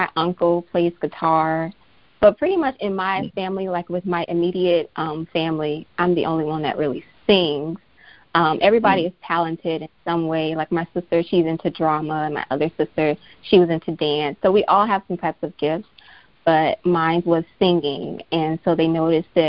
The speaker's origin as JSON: {"language": "English", "town": "Miami", "region": "Florida", "country": "United States", "tie": "born or raised there", "said": "I'm from Miami, Florida, born and raised"}